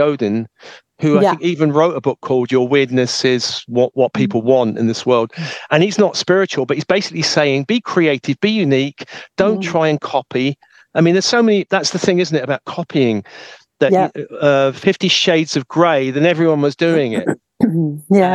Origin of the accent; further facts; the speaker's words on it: United Kingdom; when I was raised in a British family